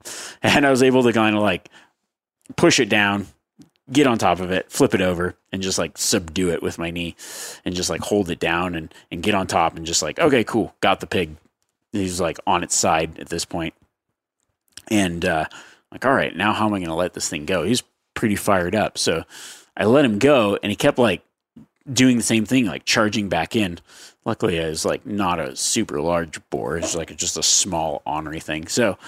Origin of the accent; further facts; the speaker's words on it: Northeast, United States; now in Florida, United States; I grew up in the Northeast and after college moved to Florida.